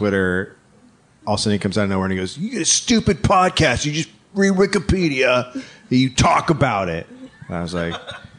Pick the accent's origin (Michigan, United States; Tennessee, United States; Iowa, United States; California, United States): California, United States; So I grew up near Karen. I grew up just south of her in a place called Marin County.